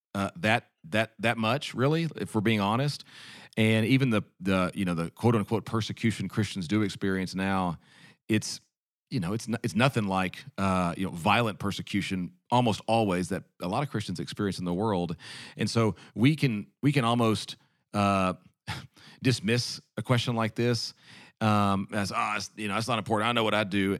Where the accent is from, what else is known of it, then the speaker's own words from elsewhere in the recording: United States; As an American